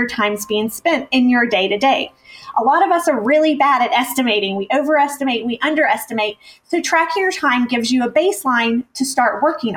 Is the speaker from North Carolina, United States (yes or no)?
yes; North Carolina, United States; moved away as an adult; now in San Diego, United States; And we've been in California for a little over 3 years now, but I'm originally from North Carolina